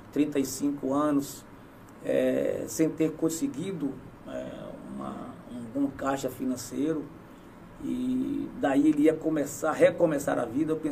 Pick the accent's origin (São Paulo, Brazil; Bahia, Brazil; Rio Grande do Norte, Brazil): Bahia, Brazil; Camacã; also born or lived in Mascote / Itabuna; E vim para Itabuna, nasci em Mascote. Na Pimenta? Na Pimenta, né, no município de, de Mascote, no distrito de Pimenta. Vim para Camacã com seis, oito anos. E aos 15 anos já estava morando em Itabuna.